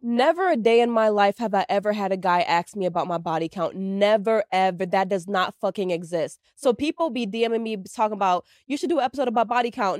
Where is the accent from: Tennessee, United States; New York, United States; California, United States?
New York, United States; moved away; I'm, I'm from New York